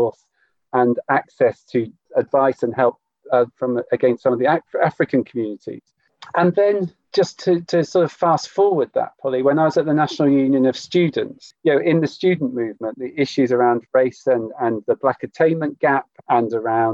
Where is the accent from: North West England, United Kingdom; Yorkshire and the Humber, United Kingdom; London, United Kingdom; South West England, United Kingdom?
South West England, United Kingdom; Cornwall; I grew up in Cornwall